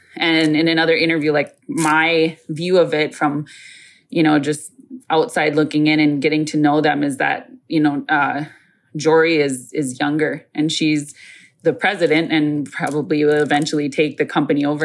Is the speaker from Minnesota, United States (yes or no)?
yes; Isle, Minnesota, United States; I am from Mille Lacs, but more specifically from the uh, Isle community in that uh, reservation